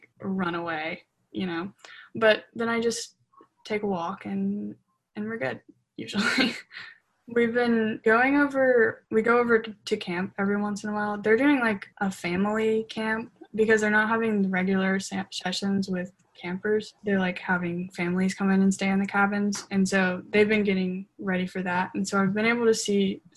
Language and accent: English; Mississippi, United States; I grew up in Mississippi